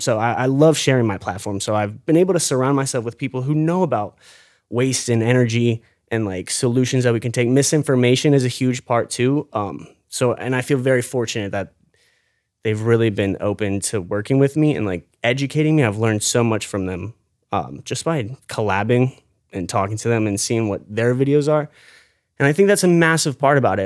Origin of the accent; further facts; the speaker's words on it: St. Petersburg, Florida, United States; I was born and raised here in Saint Pete